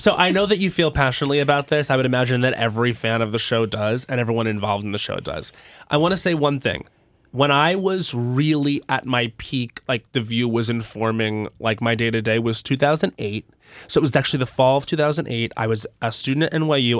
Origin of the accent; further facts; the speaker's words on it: Long Island, New York, United States; I'm from Long Island.